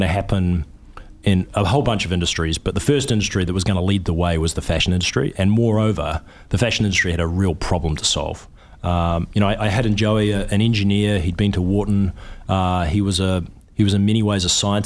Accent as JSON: {"language": "English", "country": "New Zealand", "moved": "as an adult", "said": "I'm a New Zealander."}